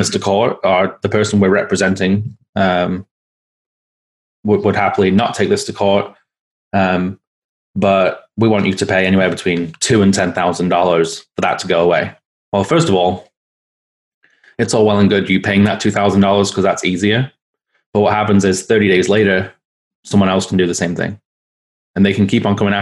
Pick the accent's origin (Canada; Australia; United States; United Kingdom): United Kingdom; England; moved away as an adult; I'm from England. I moved here 5 years ago